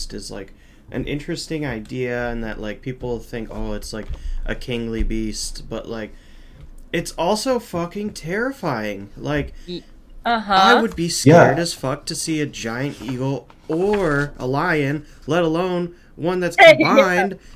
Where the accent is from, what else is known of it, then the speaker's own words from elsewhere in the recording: Michigan, United States; we are from Michigan